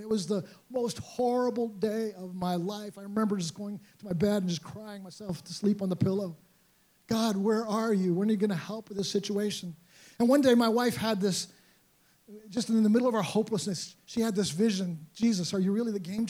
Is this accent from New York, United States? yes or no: yes; New York City, New York, United States; I grew up around Teen Challenge. I was a baby when I first went to Brooklyn Teen Challenge in New York City. Grew up around these guys coming and playing basketball on the court with them